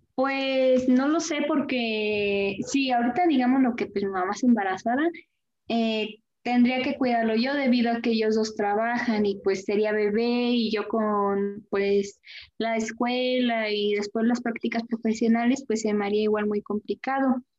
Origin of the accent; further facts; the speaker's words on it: Querétaro, Mexico; De aquí de la, del estado y municipio de Querétaro